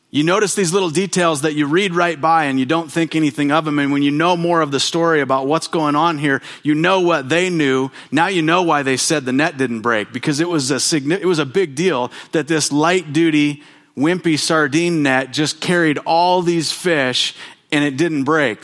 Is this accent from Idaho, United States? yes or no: yes; Bonners Ferry, Idaho, United States; I grew up in Bonner's Ferry, where there are mountains